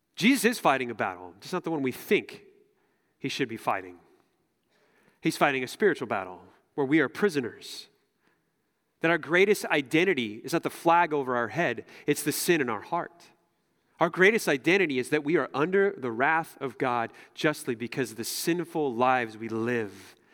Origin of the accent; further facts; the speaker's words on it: United States; as American Christians